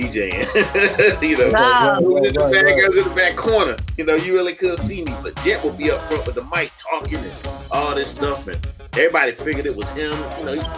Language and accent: English; Kinston, North Carolina, United States; Because where I'm from, Kinston, North Carolina. I'm from Kinston, North Carolina. It's a small town